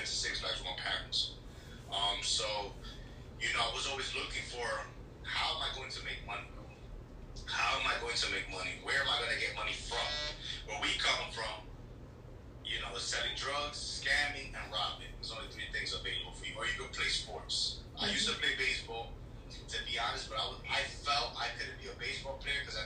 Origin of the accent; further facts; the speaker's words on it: New York, United States; also born or lived in Santo Domingo, Dominican Republic; I moved to New York, Washington Heights